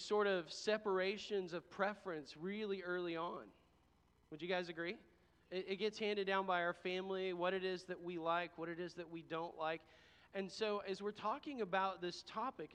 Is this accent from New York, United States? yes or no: no; Texas, United States; I'm from Texas